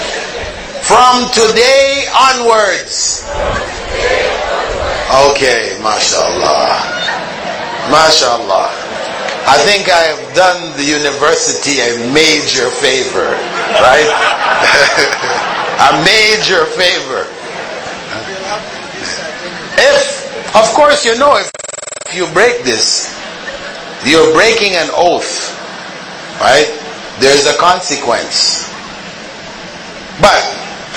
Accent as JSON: {"language": "English", "town": "Kingston", "country": "Jamaica", "tie": "born or raised there", "said": "I was born in Kingston, Jamaica, the capital of Jamaica."}